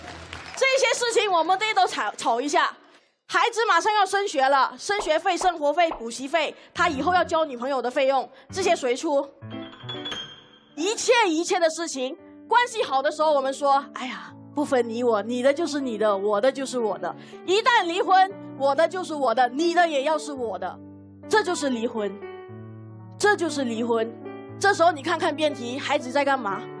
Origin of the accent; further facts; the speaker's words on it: Malaysia; 我是一个马来西亚人，我甚至没有参与过高考